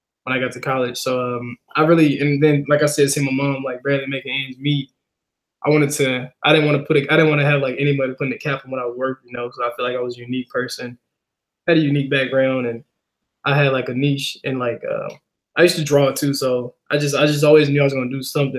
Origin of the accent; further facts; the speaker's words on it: Helena, Arkansas, United States; moved away; I was born and raised in Helena, Arkansas